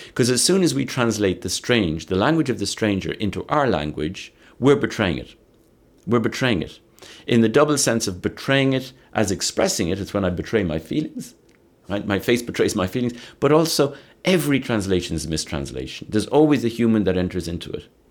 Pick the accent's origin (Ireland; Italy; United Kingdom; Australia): Ireland; growing up in Ireland, where I saw Protestants and Catholics killing each other in the name of religion